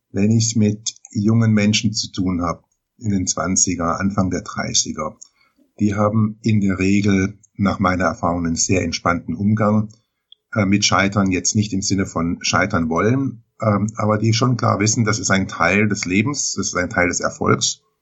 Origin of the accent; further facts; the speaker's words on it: Baden-Baden, Baden-Württemberg, Germany; Ich komme geografisch her, hier aus dem Raum Baden-Baden.